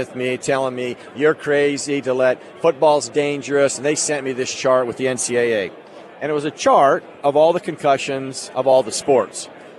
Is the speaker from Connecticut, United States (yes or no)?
no; Idaho, United States; moved away; I'm from Idaho